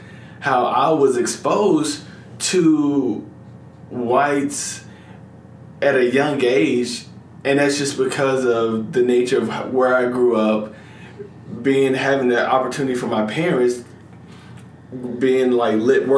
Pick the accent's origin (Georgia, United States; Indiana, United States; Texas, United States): Georgia, United States; Atlanta; I grew up in Metro Atlanta